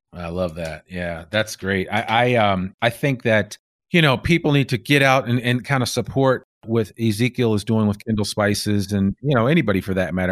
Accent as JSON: {"language": "English", "region": "outside New York City", "country": "United States", "tie": "born or raised there", "also_born_or_lived": "Bay Area, California", "moved": "yes", "lives_now": "Northwest Arkansas, United States", "said": "I grew up right outside of New York City"}